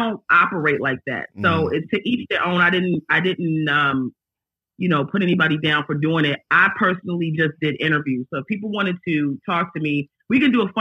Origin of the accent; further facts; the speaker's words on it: Aberdeen, Maryland, United States; moved away; also born or lived in Los Angeles; I'm not from LA. I'm from Maryland, actually.